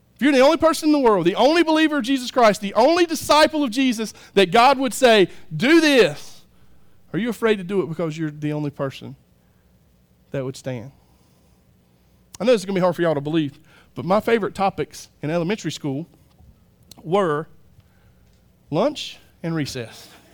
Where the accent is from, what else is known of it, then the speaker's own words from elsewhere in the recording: United States; I'm American